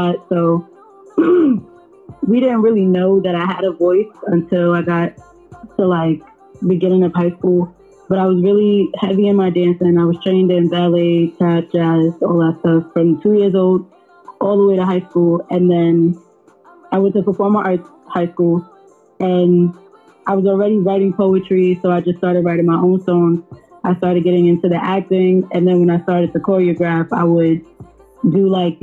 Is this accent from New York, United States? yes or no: yes; New York City, New York, United States; I'm from Harlem, so I really have, like, you know, like, I have a lot of him in me just from being in Harlem, like just from like, you know, just being raised around that environment